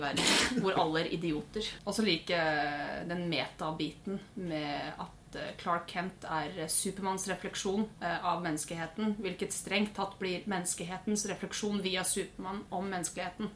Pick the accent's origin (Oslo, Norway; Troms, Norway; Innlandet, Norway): Innlandet, Norway; Våler; accent: østlending; moved away as an adult; now in Stavanger, Norway; Våler i Hedmark